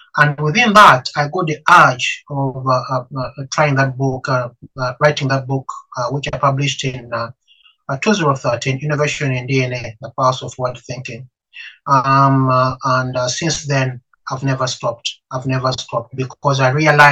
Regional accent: Uganda; moved away as an adult; now in United Kingdom; I'm an African. I come from Africa. I'm Ugandan.

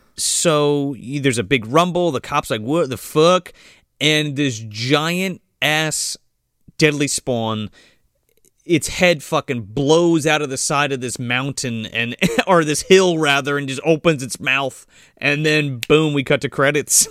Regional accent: New Jersey, United States; me being from New Jersey and growing up in Jersey

